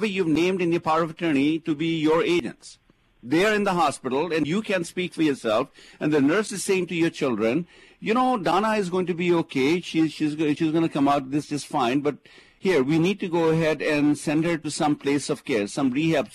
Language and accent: English; India; now in United States; I come from India